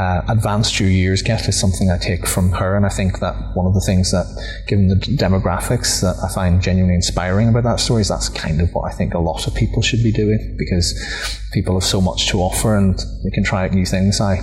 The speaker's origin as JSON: {"language": "English", "town": "Omagh", "region": "Northern Ireland", "country": "United Kingdom", "tie": "born or raised there", "said": "an A-level politics class in my hometown of Omagh"}